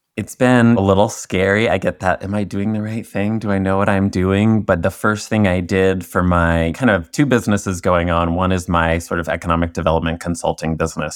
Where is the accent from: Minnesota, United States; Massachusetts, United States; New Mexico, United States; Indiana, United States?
Indiana, United States; I'm originally from Indiana